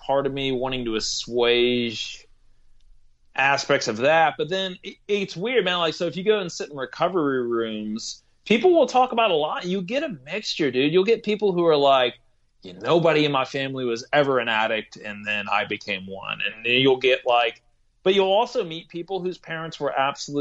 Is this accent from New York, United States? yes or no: no; Corpus Christi, Texas, United States; now in Indiana, United States; I grew up in Corpus Christi, Texas